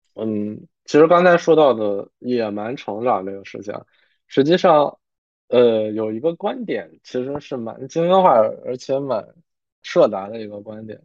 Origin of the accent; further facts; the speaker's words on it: Harbin, Heilongjiang, China; 我其实从小是在，就是北方的一个 就是黑龙江的哈尔滨，就虽然是省会城市吧，但是北方嘛，其实它经济会有一些不发达